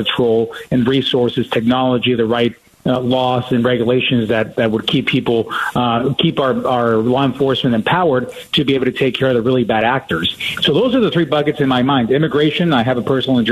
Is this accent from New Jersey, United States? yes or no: no; Tucson, Arizona, United States; also born or lived in Mexico; I was born in Mexico, came over as a little child, I guess, a little boy, and was raised in Tucson where I grew up